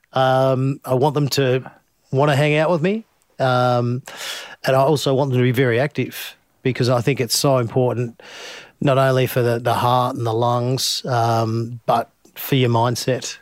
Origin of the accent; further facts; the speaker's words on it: Finley, New South Wales, Australia; as a young kid growing up in Findlay